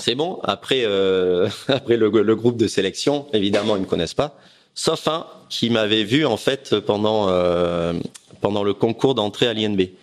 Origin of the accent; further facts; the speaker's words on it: Aix-en-Provence, Provence-Alpes-Côte d'Azur, France; J'étais Aix-en-Provence. On vivait avec ma famille